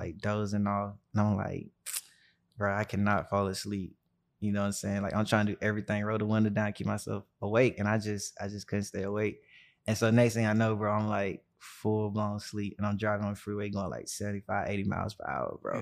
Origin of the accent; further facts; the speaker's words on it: Birmingham, Alabama, United States; I grew up in Birmingham, Alabama, uh, the deep south